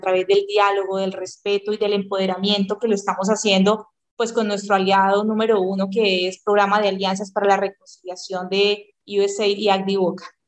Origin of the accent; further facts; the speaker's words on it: Colombia; los colombianos somos colombianos